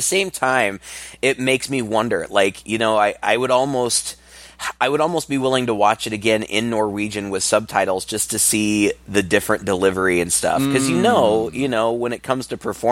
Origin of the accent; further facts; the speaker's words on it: United States; as an American